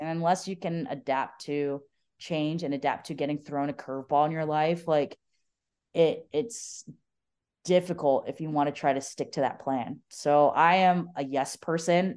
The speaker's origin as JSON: {"language": "English", "region": "Arizona", "country": "United States", "tie": "born or raised there", "said": "growing up in Arizona"}